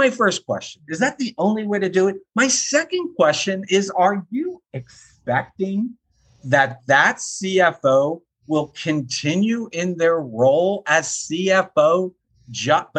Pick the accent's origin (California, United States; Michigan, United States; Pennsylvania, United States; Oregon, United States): Pennsylvania, United States; Philadelphia; I grew up in Philly